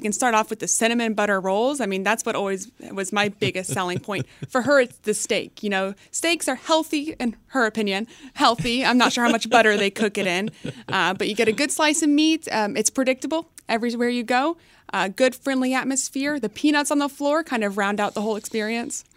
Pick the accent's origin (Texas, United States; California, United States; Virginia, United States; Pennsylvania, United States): Texas, United States; McKinney; moved away as an adult; also born or lived in Connecticut; I come from McKinney, Texas, and that's going to sound like nothing to a lot of people because it's not much, but it's suburb of Dallas. So it was a nice area to grow up. Um, you know, I do have a bit of that Texas loyalty uh, even though I was not born in the state, but you know, raised there.